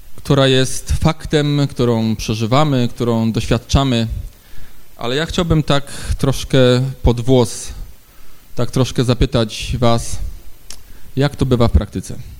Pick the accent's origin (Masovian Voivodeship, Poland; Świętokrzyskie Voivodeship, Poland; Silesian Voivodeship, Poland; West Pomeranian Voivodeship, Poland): Silesian Voivodeship, Poland; Ustroń; u nas w Ustroniu